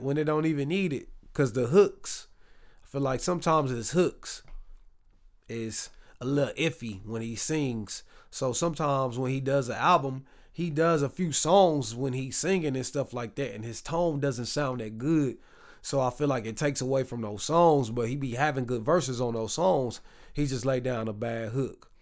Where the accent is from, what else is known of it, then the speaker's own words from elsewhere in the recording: Waco, Texas, United States; now in Dallas, United States; I'm from Texas. I mean, we in Dallas, but I'm from Waco